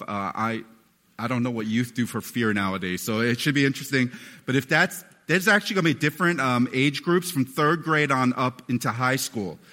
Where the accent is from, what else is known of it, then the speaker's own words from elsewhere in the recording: United States; a relatively chubby kid growing up in America